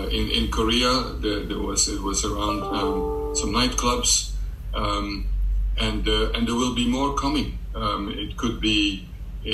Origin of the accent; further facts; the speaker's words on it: Belgium; now in London, United Kingdom; I'm from Belgium